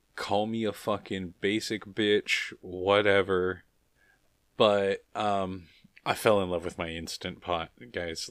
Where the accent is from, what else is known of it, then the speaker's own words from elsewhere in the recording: United States; I'm an American